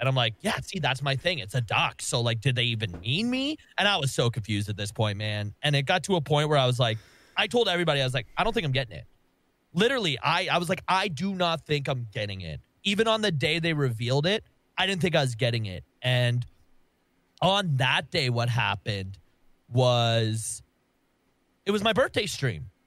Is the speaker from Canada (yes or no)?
yes; Canada; I'm Canadian